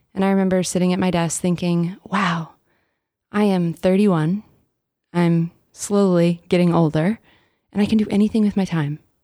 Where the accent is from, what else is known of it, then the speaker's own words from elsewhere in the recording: Dallas, Texas, United States; my journey starts in Dallas. I'm originally from Texas